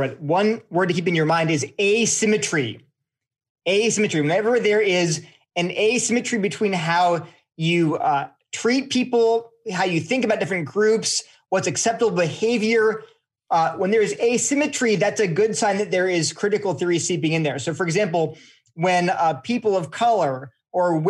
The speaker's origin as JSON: {"language": "English", "region": "California", "country": "United States", "tie": "born or raised there", "said": "I was born in California"}